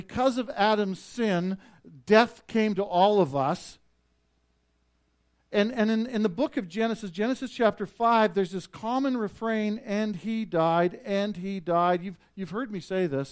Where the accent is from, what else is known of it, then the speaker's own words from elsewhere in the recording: Vauxhall, Alberta, Canada; moved away; I made the road trip to Vauxhall, my hometown, to go see my dad